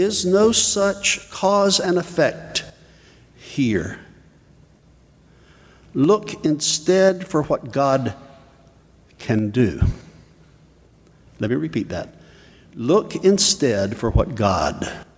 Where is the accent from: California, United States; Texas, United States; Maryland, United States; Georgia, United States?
Georgia, United States; South; I was raised in South Georgia in a Southern Baptist home and environment